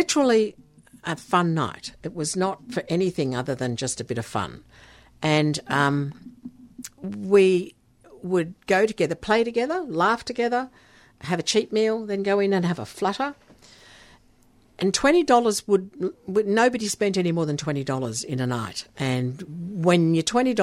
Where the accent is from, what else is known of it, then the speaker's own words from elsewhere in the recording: Netherlands; moved away; my background is Dutch. I was born in Holland